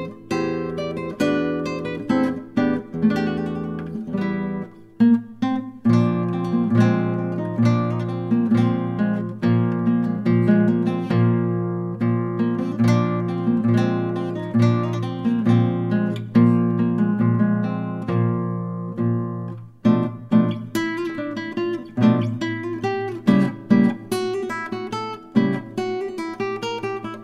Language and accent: English; Spanish Fork, Utah, United States; my hometown of Spanish Fork, Utah